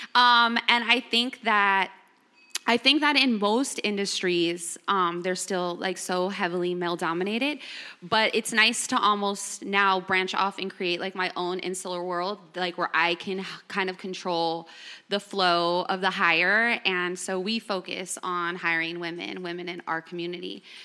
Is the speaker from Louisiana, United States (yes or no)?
no; Los Angeles, California, United States; I'm born and raised in Los Angeles.